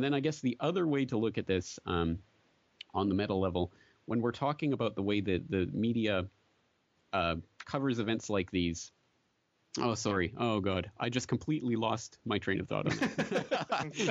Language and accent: English; Canada; now in Japan; I'm a Canadian sitting here in Japan